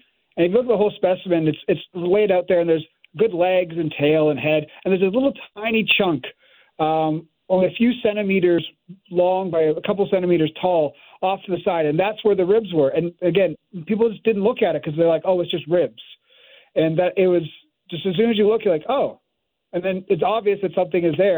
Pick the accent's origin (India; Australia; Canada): Canada; moved away as an adult; also born or lived in Montreal; now in United States; I'm now working in the States, but I'm Canadian, and I was originally at Montreal